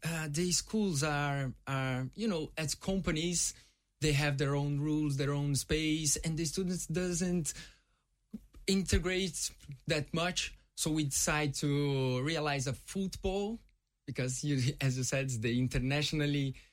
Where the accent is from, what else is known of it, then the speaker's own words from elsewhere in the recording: Brazil; English is a second language; moved away as an adult; also born or lived in Ireland; now in Limerick, Ireland; am from Brazil. I'm Brazilian. I've been living in Ireland for seven years now with my wife